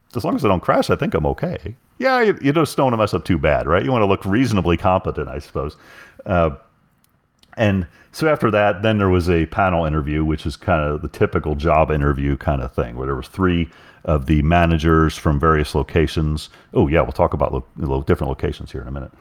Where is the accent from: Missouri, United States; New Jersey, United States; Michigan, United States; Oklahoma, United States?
Oklahoma, United States; I'm from Oklahoma